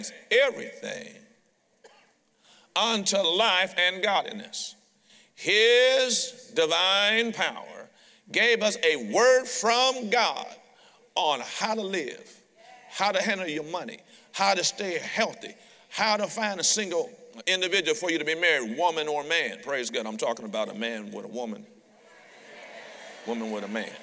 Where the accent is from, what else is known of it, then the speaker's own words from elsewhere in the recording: Detroit, Michigan, United States; I'm a street kid from Detroit